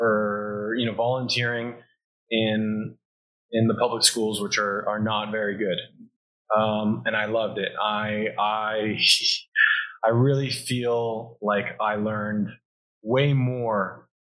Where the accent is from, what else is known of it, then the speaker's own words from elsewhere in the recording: South Florida, United States; I'm from South Florida. I grew up in a really amazing family